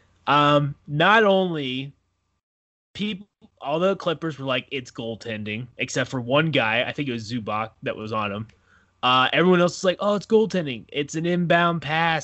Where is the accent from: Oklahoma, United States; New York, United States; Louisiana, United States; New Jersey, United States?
Oklahoma, United States; I'm from Oklahoma